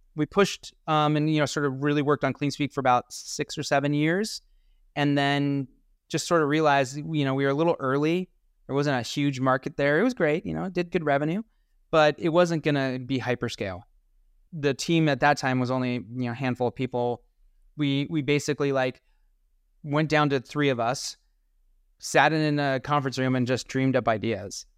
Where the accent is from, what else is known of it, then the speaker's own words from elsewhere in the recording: Colorado, United States; I'm from Colorado